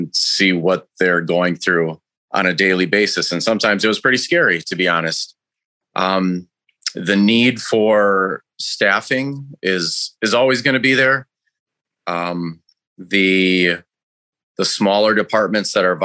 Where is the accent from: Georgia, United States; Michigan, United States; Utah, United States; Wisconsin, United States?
Wisconsin, United States; Racine; also born or lived in Jackson, Wisconsin; I grew up in Racine, Wisconsin